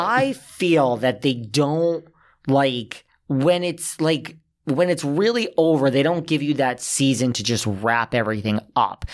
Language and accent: English; New York, United States; I'm a New Yorker